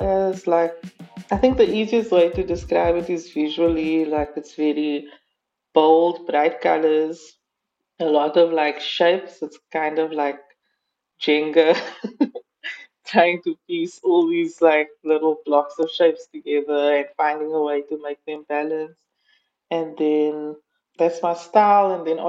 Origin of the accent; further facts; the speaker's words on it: Cape Town, Western Cape, South Africa; I'm from Cape Town, South Africa.